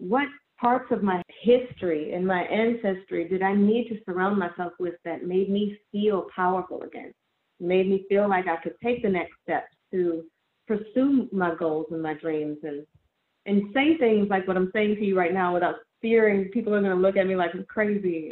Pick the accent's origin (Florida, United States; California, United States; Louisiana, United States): Louisiana, United States; New Orleans; I'm from New Orleans